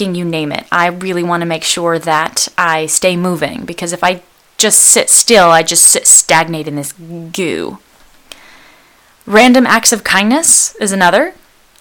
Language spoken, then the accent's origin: English; Bay Area, California, United States; I was born in the Bay Area of California in a place that's relatively safe